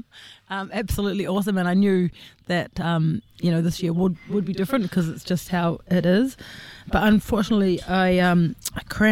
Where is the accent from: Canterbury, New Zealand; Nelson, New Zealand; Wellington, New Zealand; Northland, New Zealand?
Wellington, New Zealand; I'm from Wellington, an accountant, 44 years old